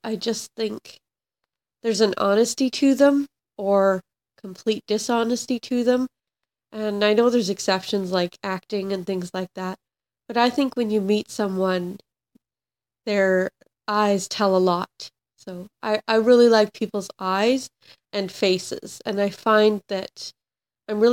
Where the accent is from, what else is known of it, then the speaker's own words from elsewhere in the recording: Vancouver Island, British Columbia, Canada; now in New Westminster, Canada; I grew up on Vancouver Island